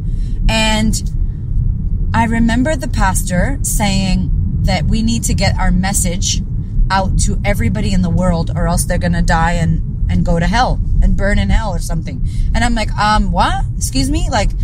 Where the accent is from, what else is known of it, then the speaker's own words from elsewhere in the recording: United States; now in Sydney, Australia; as an American